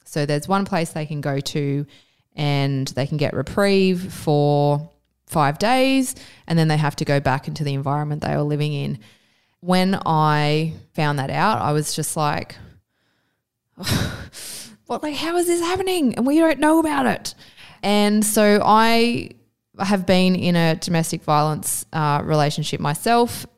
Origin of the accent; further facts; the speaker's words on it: Australia; I always thought of myself as an Australian citizen